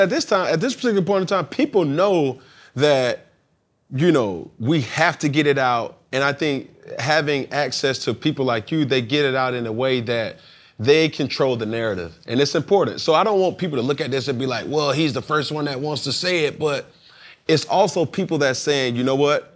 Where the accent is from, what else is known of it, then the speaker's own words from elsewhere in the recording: Atlanta, Georgia, United States; I'm born and raised in Atlanta, Georgia